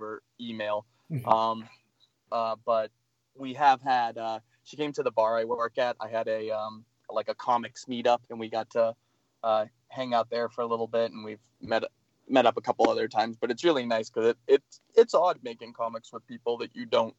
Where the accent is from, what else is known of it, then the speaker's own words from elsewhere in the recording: Massachusetts, United States; moved away as an adult; also born or lived in Boston / Bay Area; now in San Francisco Bay Area, United States; I grew up in Massachusetts